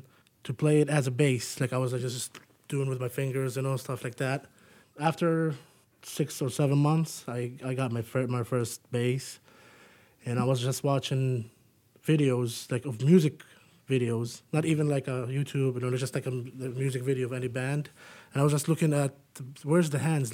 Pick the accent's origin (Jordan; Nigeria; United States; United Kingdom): Jordan; moved away as an adult; I'm originally from Jordan